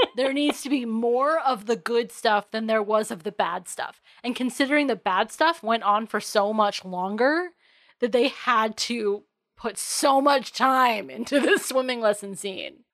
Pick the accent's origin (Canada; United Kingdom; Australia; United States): United States; I grew up on Long Island Sound, so the waves are relatively small to non-existent out there.